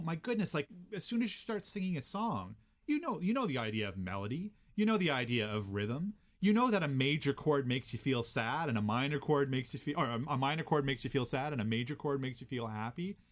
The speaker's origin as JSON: {"language": "English", "town": "Gander", "region": "Newfoundland and Labrador", "country": "Canada", "tie": "born or raised there", "moved": "yes", "lives_now": "Kingston, Canada", "said": "I grew up in Gander, Newfoundland"}